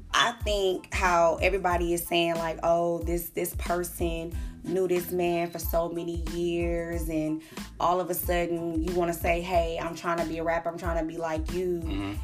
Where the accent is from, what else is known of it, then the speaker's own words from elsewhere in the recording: Long Beach, California, United States; also born or lived in Chicago; I am originally from Chicago, but I was born and raised in California, Eastside Long Beach